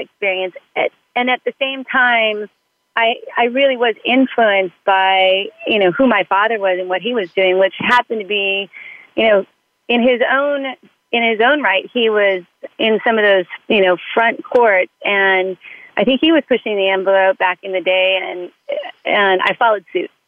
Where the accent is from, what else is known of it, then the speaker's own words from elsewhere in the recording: Southern California, United States; I was raised in Southern California.